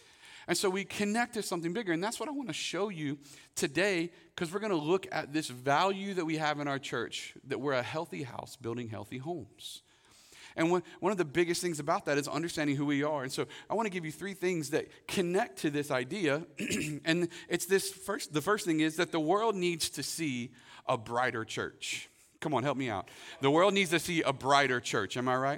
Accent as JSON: {"language": "English", "town": "Winter Haven", "region": "Florida", "country": "United States", "tie": "born or raised there", "said": "I grew up in Winter Haven, Florida."}